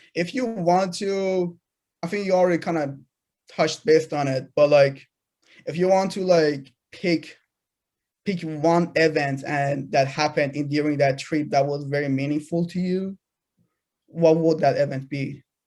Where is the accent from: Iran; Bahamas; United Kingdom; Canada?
Iran; moved away; I'm a product of a third world country. I'm, I'm from Iran